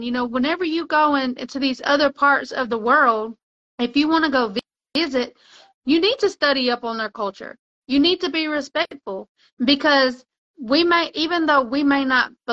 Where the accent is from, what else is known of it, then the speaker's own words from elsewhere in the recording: Mexico; I grew up in Mexico